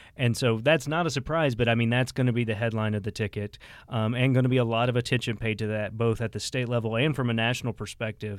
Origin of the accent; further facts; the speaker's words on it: Cape Girardeau, Missouri, United States; my hometown had a hotly contested race. I'm from Cape Girardeau area, Cape Girardeau County